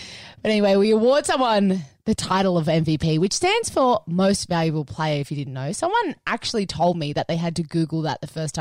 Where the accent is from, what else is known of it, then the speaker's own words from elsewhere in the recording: Sutherland Shire, New South Wales, Australia; a person who was born and raised in Southern Shire